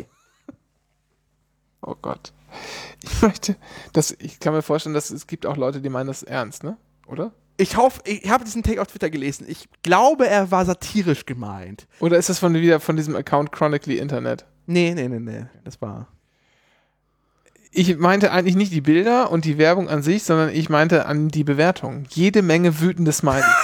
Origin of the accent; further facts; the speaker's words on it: Bavaria, Germany; wie sagt man eigentlich? Ich komme ja aus Bayern. Kann auch sein, dass es Feiland ist?